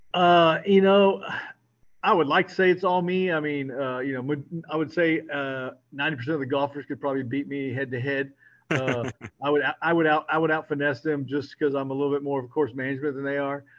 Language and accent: English; San Antonio, Texas, United States; moved away as an adult; now in Houston, United States; I was raised in San Antonio.